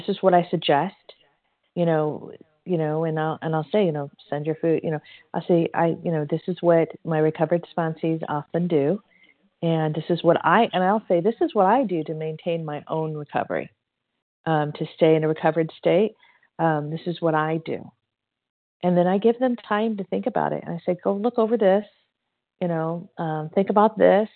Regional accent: Indiana, United States; now in California, United States; I'm actually from Indiana too. I'm a California girl, but I'm from Indiana. So Hoosier.

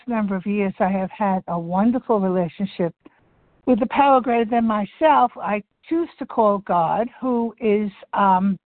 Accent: Delray Beach, Florida, United States; Delray Beach, Florida

